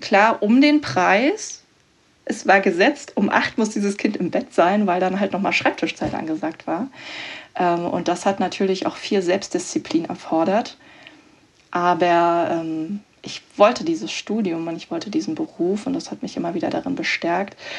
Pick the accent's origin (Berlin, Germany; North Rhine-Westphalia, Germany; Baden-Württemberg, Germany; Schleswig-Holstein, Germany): Berlin, Germany; also born or lived in Bavaria; ich komme ursprünglich auch aus Berlin, also ähm, vom Rand Berlin